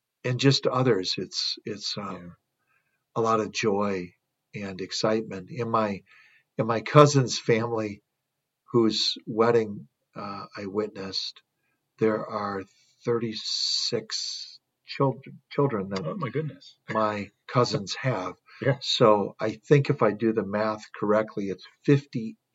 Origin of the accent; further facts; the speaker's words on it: Wisconsin, United States; moved away; my home state of Wisconsin